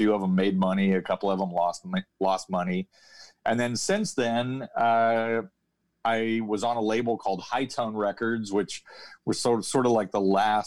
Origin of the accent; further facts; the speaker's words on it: Columbia, Missouri, United States; my hometown of Columbia, Missouri